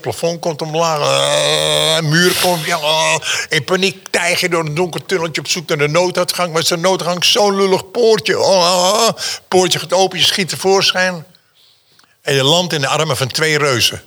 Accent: Amsterdam, North Holland, Netherlands; born or raised there; also born or lived in Schwarzenbach an der Saale, Germany

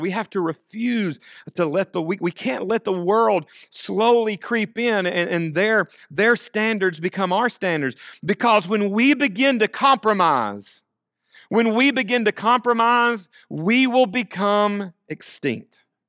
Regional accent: United States; our citizenship as Americans

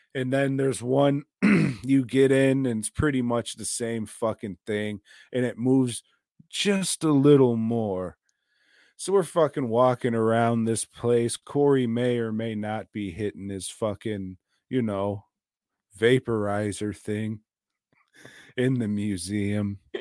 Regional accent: United States; being an American

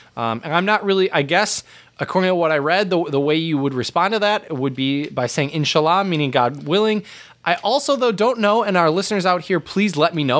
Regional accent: United States; us both as Americans

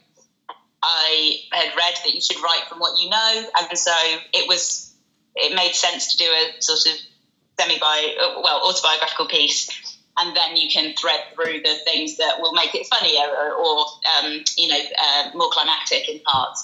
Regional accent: West Midlands, United Kingdom; moved away as an adult; now in London, United Kingdom; growing up in the West Midlands

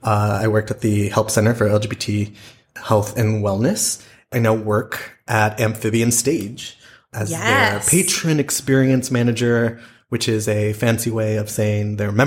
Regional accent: East Texas, United States; moved away as an adult; also born or lived in Arlington, Texas / New York; now in Dallas-Fort Worth, United States; So I moved back to the Dallas-Fort Worth area in November 2019. Actually, I grew up in East Texas. My family moved to Arlington in 1998, but then I decided to go to college in New York and stayed for almost 20 years.

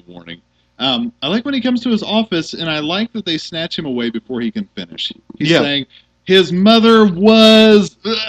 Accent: Richmond, Indiana, United States; Growing up in Richmond, Indiana, we had a little zoo at Glenn Miller Park.

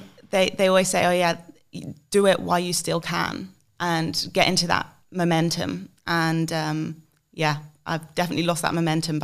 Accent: England, United Kingdom; accent: English; Well, my English accent definitely helps.

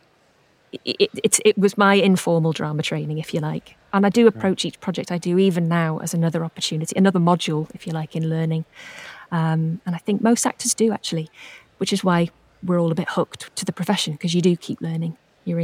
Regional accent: Wrexham, Wales, United Kingdom; I'm from Wrexham in North Wales, so my nearest theatre was Theatre Clwyd.

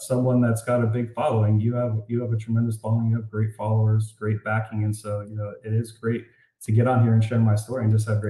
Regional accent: Florida, United States; moved away; also born or lived in Colorado; I'm moving back to Florida. I'm originally from Florida

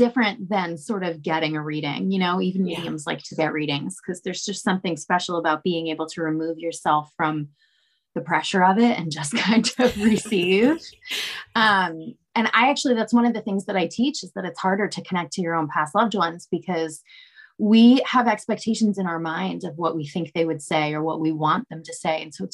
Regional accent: Danvers, Massachusetts, United States; I grew up in Danvers, where it's very, you know, it's not anymore, but at the time it was rural, it was farmland.

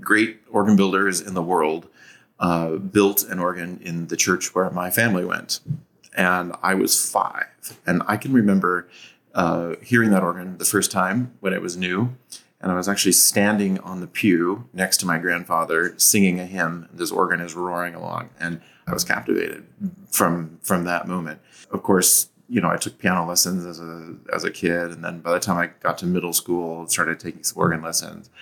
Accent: Seattle, Washington, United States; moved away as an adult; also born or lived in Columbus, Ohio; now in Savannah, United States; I'm actually from the Seattle area

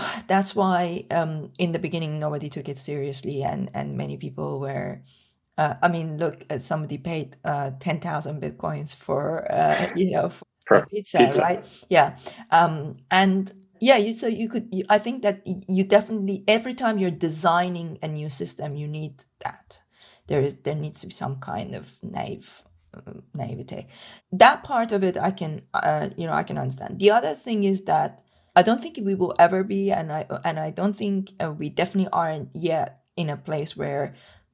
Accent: Iran; moved away; when I was growing up in Iran

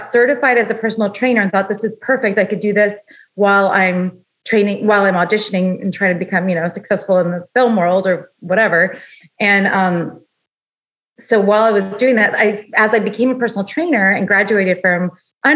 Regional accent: Los Angeles, California, United States; I grew up in Los Angeles

